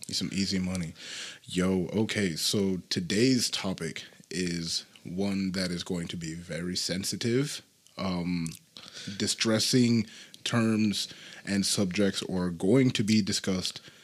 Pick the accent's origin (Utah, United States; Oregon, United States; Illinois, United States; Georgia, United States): Utah, United States; I was born in another state and uh, ended up coming here. when I was about like five or something. So yeah, definitely been around it for most of my life.